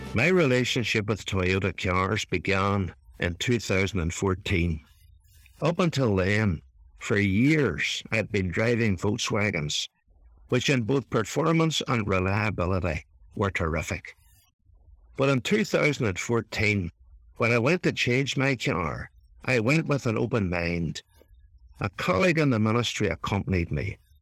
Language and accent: English; Ireland; accent: Irish; my Irish accent